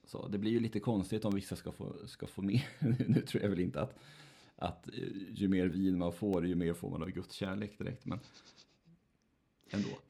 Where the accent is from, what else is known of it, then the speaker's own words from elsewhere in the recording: Nätra, Västernorrland County, Sweden; moved away; en präst i Nätra, där jag växte upp